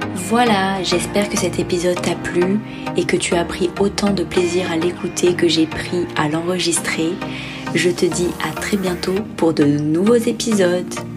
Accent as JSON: {"language": "French", "town": "Bordeaux", "region": "Nouvelle-Aquitaine", "country": "France", "tie": "born or raised there", "also_born_or_lived": "Dublin", "moved": "as an adult", "said": "je suis née en France, à Bordeaux. J'ai grandi à Bordeaux, j'ai fait mes études à Bordeaux."}